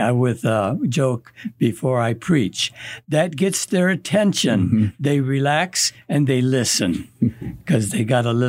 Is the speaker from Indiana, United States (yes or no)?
yes; Gary, Indiana, United States; I was born in Gary, Indiana. My parents were also born in the United States.